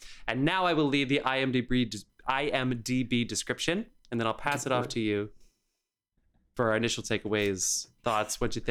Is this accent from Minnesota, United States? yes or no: no; New Jersey, United States; now in New York, United States; I'm from New Jersey and I live in the Upper West Side.